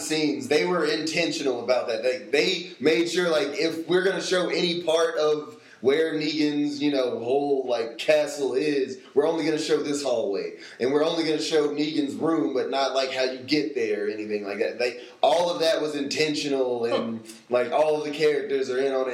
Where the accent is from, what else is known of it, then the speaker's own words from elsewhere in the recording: Tennessee, United States; moved away; I'm from Tennessee originally, and when I go home, like I don't even notice it, but I end up sounding like all of my family does